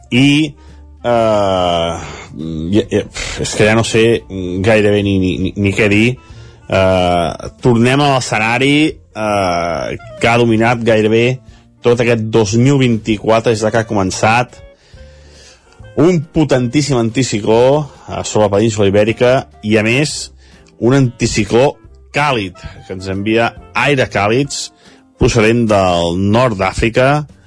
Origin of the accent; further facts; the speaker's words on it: Sant Feliu de Codines, Catalonia, Spain; la plaça de Sant Feliu Codines, que, que és el meu poble